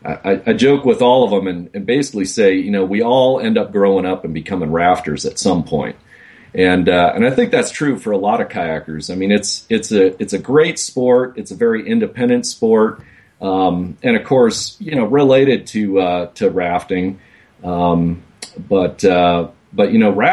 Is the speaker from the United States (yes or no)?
yes; Racine, Wisconsin, United States; I grew up in Racine, Wisconsin